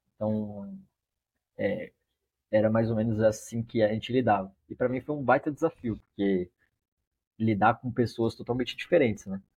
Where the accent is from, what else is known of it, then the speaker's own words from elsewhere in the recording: Brazil; como um bom brasileiro